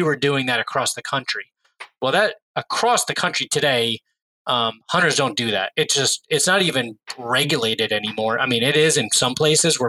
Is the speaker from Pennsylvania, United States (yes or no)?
no; New York, United States; I grew up in New York State